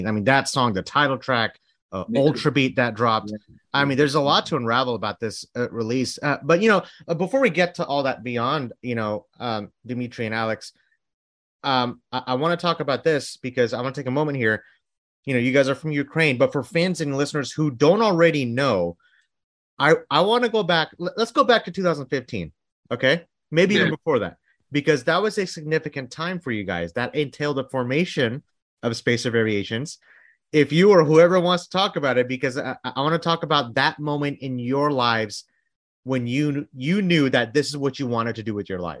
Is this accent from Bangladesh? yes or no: yes; Bangladesh; I'm from Bangladesh